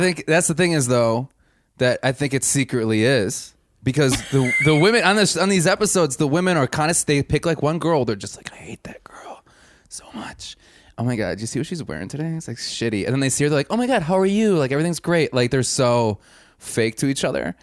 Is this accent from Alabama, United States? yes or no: no; Wisconsin, United States; I'm from Wisconsin